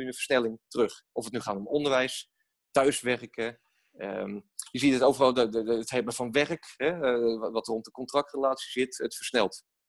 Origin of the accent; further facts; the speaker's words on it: Rotterdam, South Holland, Netherlands; wij, wij zijn Rotterdammers